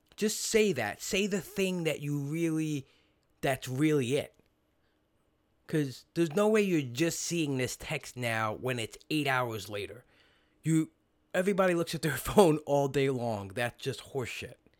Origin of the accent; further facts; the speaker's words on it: New York City, New York, United States; now in New Jersey, United States; when I grew up in Brooklyn